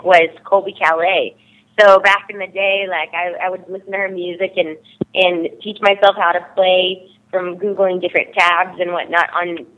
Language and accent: English; Texas, United States; also born or lived in Nashville; now in Los Angeles, United States; I'm from Texas originally. Before that, it was Nashville, but I moved out to Los Angeles, where I currently am